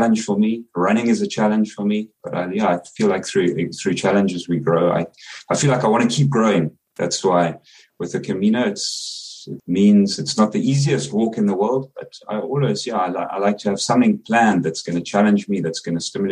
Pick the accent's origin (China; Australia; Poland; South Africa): South Africa; accent: South African; now in South Korea; I'm a South African living in South Korea